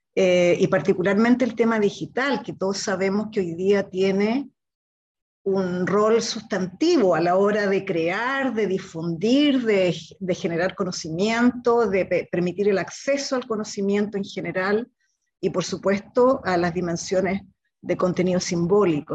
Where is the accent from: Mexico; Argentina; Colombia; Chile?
Chile; now in Santiago, Chile